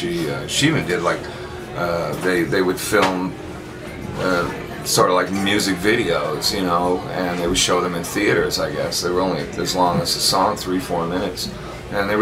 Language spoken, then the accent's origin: English; Canada; moved away as an adult; also born or lived in London, England; I'm from Canada, I'm a hot shot guitar player